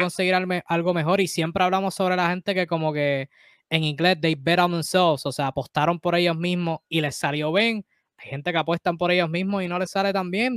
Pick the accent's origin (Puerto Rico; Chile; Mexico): Puerto Rico; nosotros boricuas